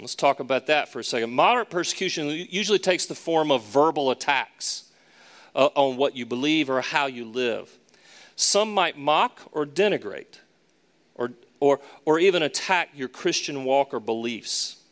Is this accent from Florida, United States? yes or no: no; Charlotte, North Carolina, United States; also born or lived in Raleigh, North Carolina / Boston, Massachusetts; Charlotte in particular, my hometown